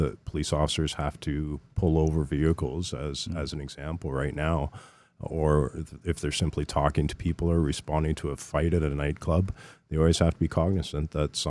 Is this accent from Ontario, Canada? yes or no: yes; Burlington, Ontario, Canada; I grew up in Burlington